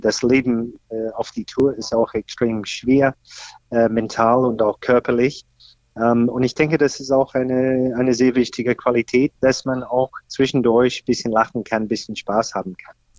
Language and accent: German; Australia; German is a second language; moved away as an adult; now in Berlin, Germany; ich komme ursprünglich aus Australien, da bin ich aufgewachsen